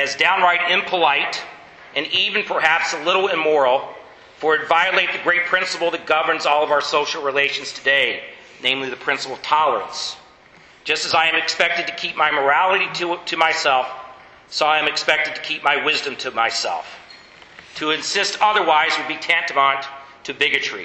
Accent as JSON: {"language": "English", "country": "United States", "said": "I'm an American"}